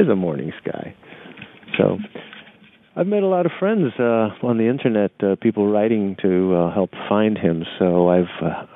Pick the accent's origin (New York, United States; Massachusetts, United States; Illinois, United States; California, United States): New York, United States; New York City; also born or lived in Nicaragua / New Orleans / Tampa; I'm a New York City kid. You know, I grew up in New York City. I was born in Nicaragua and spent 2 years there